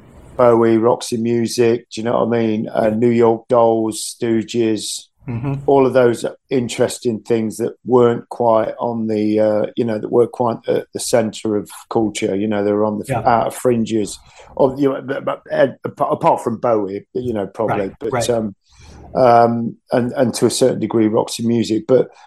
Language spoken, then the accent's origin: English; England, United Kingdom; Because we're English primarily, you know.